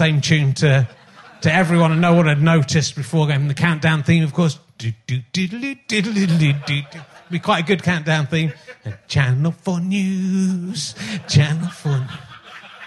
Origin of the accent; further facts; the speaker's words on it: Somerset, South West England, United Kingdom; I'm also from Somerset